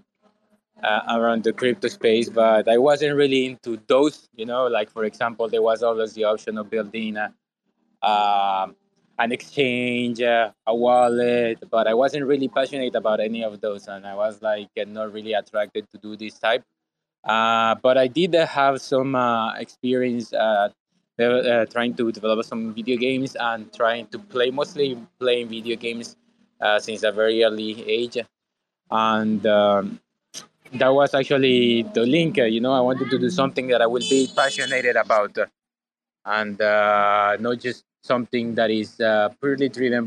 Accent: Colombia; I am actually originally from Colombia

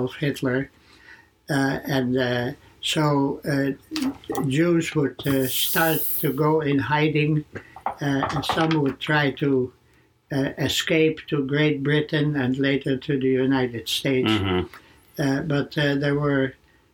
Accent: Haarlem, North Holland, Netherlands; I grew up in the Netherlands, in the city of Haarlem

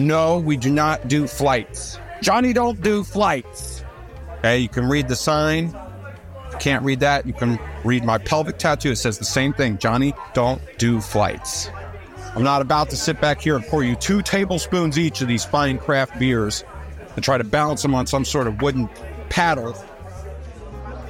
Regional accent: North Carolina, United States; My license plate says first in flight because I'm from North Carolina

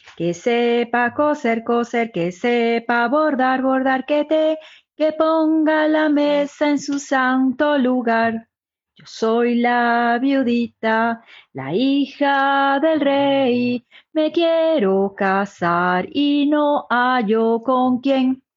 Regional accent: Buenos Aires, Argentina; nací en Buenos Aires

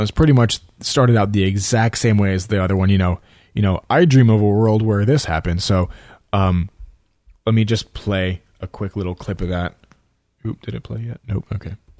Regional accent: New York City, New York, United States; now in Florida, United States; I'm from New York, you know, I'm from Staten Island. I was born there, you know, and I visit New York as often as I can, even though I live here in Florida.

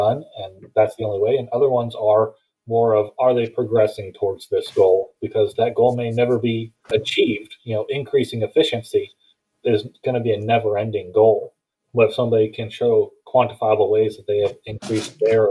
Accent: Houston, Texas, United States; moved away; also born or lived in Phoenix, Arizona; Originally, I'm from Phoenix, but I've been in the Houston area most of my life

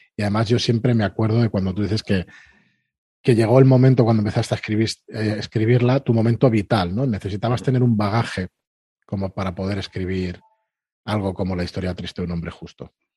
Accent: Barcelona, Catalonia, Spain; nosotros somos de Barcelona, estamos aquí al lado

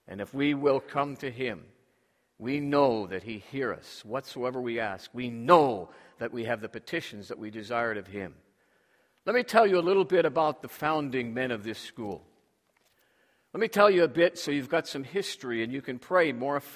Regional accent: Toronto, Ontario, Canada; moved away; Up in my hometown of Toronto

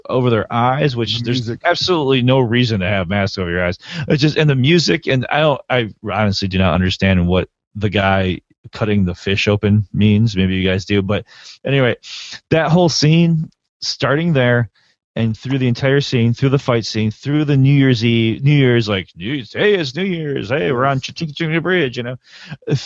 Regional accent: United States; as an American

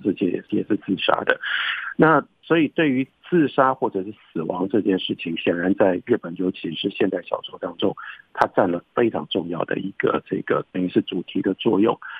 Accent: Taiwan; also born or lived in United States; 我是一个台湾人，但我了解这个文学

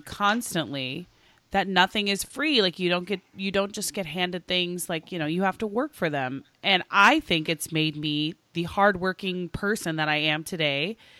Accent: Oklahoma, United States; now in Los Angeles, United States; I grew up in Oklahoma, eh, to a single mom

